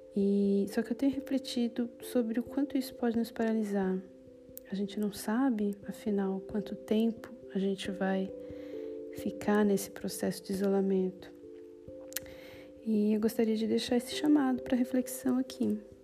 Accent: São Paulo, Brazil; moved away as an adult; now in Bologna, Italy; sou paulista e há quatro anos eu vivo na Itália, em Bolonha

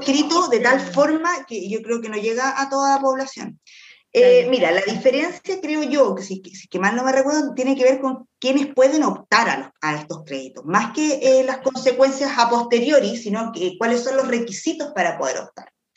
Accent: Quilpué, Valparaíso, Chile; Yo soy de Quilpué.

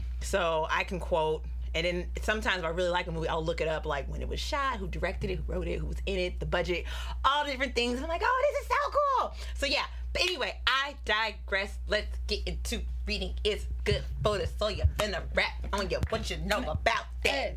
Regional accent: Pittsburg, California, United States; I am from Pittsburgh, California

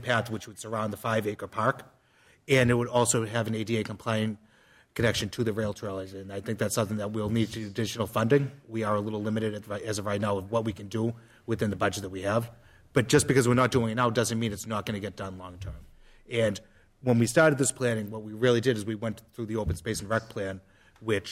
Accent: Methuen, Massachusetts, United States; I grew up on Arnold Street here in Methuen. That was my neighborhood park growing up.

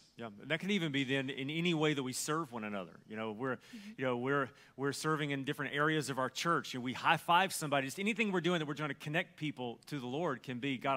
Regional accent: Alabama, United States; because I'm from Alabama

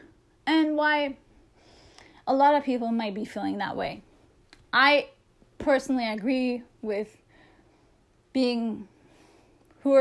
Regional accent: Toronto, Ontario, Canada; I'm a Canadian. I'm from Toronto.

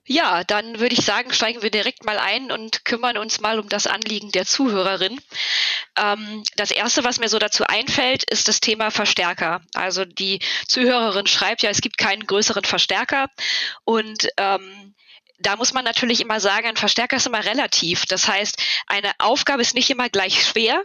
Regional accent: near Cologne, North Rhine-Westphalia, Germany; Ich komme aus der Nähe von Köln

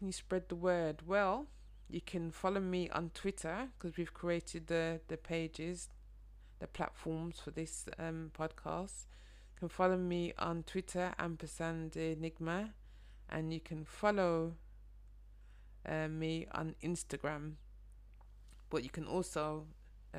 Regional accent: Birmingham, West Midlands, United Kingdom; moved away as an adult; now in London, United Kingdom; Some people can probably hear my accent, but I'm from Birmingham, a northern city just outside London, but I immigrated here 11 years ago

